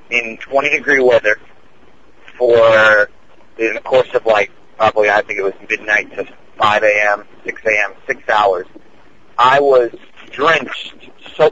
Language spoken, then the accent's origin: English; East Coast, United States; moved away; I'm from the East Coast